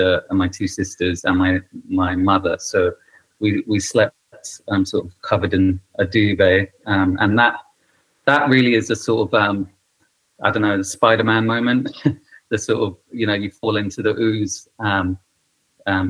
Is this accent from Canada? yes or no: yes; Canada; moved away; I grew up sort of in Canada as a refugee